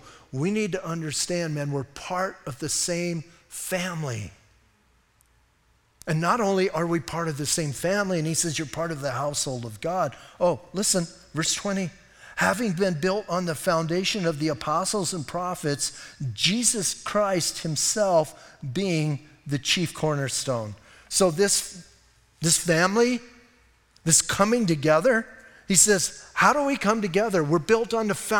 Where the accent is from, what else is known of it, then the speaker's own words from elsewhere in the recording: Bisbee, Arizona, United States; I'm from Bisbee